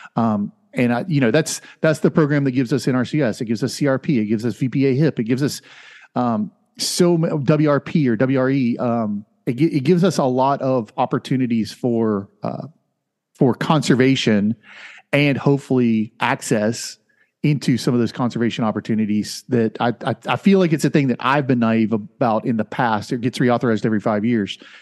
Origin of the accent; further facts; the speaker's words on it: Winter Haven, Florida, United States; my hometown, uh, in Florida is the seventy-seventh largest town in Florida. It's Winter Haven